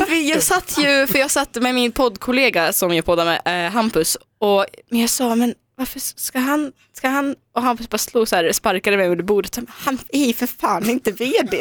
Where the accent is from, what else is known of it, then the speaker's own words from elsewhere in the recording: Dalarna County, Sweden; moved away; also born or lived in Omsk, Russia; jag åkte då till min gamla hemby i Dalarna där jag växte upp